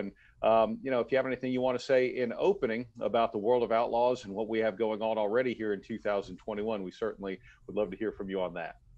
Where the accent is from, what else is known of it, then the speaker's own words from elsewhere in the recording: Texas, United States; I grew up in Texas